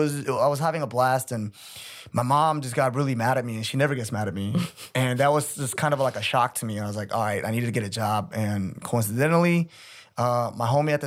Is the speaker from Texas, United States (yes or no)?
yes; Dallas, Texas, United States; also born or lived in Korea; now in Seoul, South Korea; I'm from Dallas, Texas. Yeah. I was born here in Korea, but me and my family moved around a lot in the States, and we finally stayed.